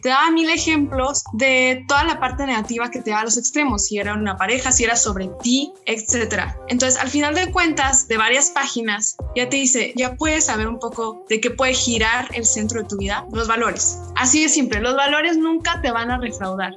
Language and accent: Spanish; Mexico; como cultura mexicana